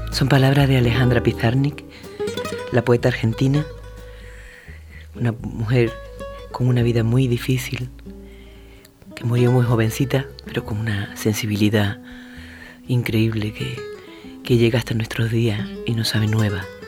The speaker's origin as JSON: {"language": "Spanish", "town": "Huelva", "region": "Andalusia", "country": "Spain", "said": "soy de Huelva"}